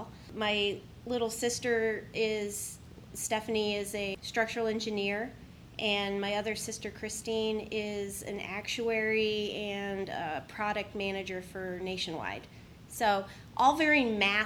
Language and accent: English; Columbus, Ohio, United States; I grew up here in Columbus. Worthington High School is where I grew up, went to school.